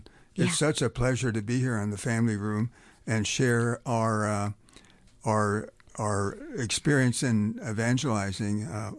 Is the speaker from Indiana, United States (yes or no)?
no; Pennsylvania, United States; And I got there from somewhere, and I was raised a Mennonite in Pennsylvania.